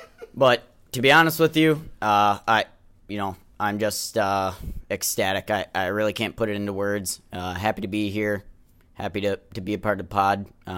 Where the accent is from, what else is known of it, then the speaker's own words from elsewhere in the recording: the Scylla, Wisconsin, United States; the Scylla raised me. And, Milwaukee is my second home. It's 20 minutes north.